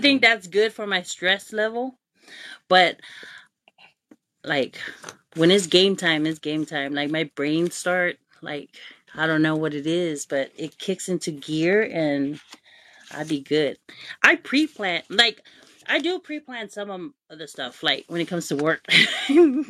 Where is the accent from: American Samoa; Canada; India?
American Samoa; also born or lived in Utulei; growing up in American Samoa, every time when I went to Samoana High School